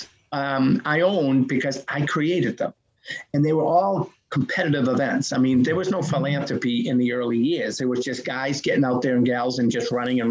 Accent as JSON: {"language": "English", "town": "Medford", "region": "Massachusetts", "country": "United States", "tie": "born or raised there", "also_born_or_lived": "Boston", "said": "growing up in Boston"}